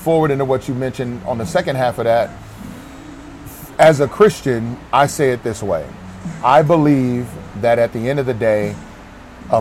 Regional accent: Houston, Texas, United States; moved away as an adult; also born or lived in Trinity, Texas / Dallas, Texas; I grew up in the Houston area

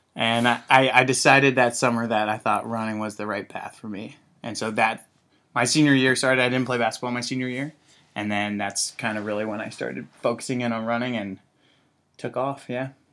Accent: Zionsville, Indiana, United States; moved away as an adult; I grew up in Indianapolis, Indiana

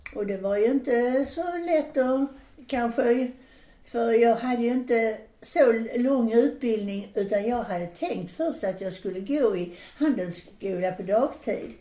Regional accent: Landskrona, Skåne, Sweden; Där hemma i Landskrona för vi, vi var ju nära Danmark

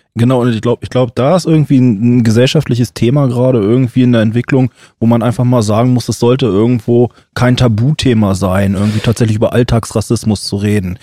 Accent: Germany; als Weißer als Deutscher

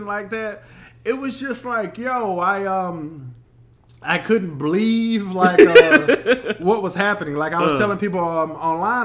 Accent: Texas, United States; I'm from Texas

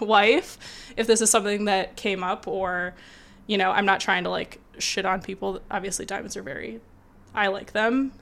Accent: Michigan, United States; I grew up in Michigan

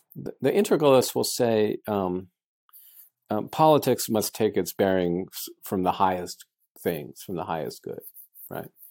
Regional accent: United States; I'm an American. I'm proud of my country

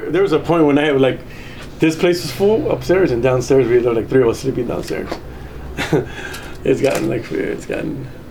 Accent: United States; moved away as an adult; also born or lived in Mexico; coming to the United States, but it was one of the best choices they made, uh, and that opened up me joining joining the service. Basically, growing up as an American

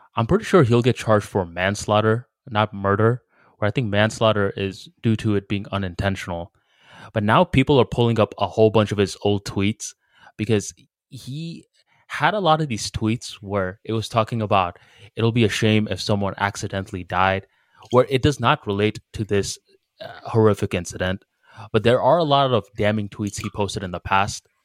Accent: United States; I'm from America

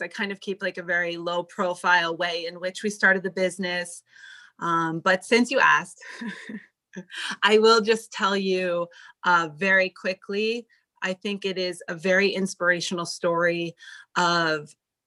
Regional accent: New Jersey, United States; moved away as an adult; also born or lived in Connecticut / New York City, United States; now in Beverly Hills, United States; I was born in New Jersey

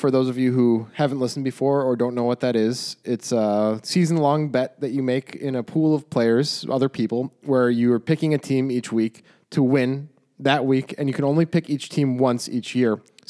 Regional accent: Chicago, Illinois, United States; moved away as an adult; now in Portland, United States; So this is a little side story, but I moved from Chicago to Portland 13 years ago for college, stayed in Portland, and I'm still a Bears fan.

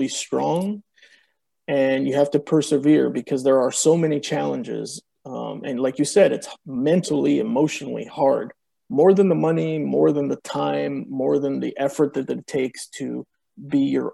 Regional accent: Oakland, California, United States; first language Spanish; English is a second language; I was born in Oakland, California. I was born of two Mexican immigrants. Didn't speak any English in the house. Everything was Spanish

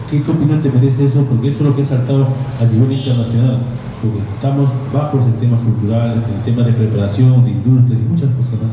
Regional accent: Parcona, Ica, Peru; vengo yo de Parcona

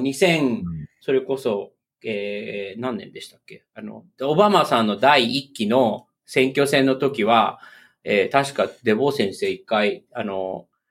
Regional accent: Japan; moved away as an adult; now in United States; 僕の出身、日本

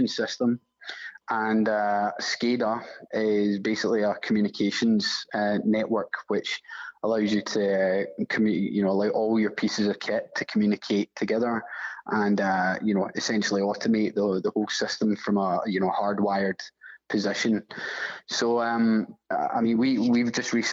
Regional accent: Glasgow, Scotland, United Kingdom; I'm from Glasgow, Scotland

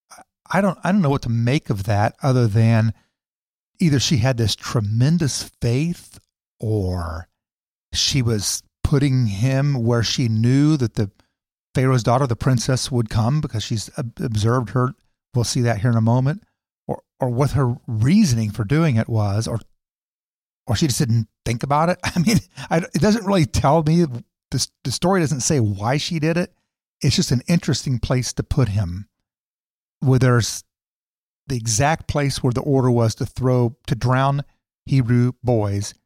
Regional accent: United States; I'm a Christian and I'm an American

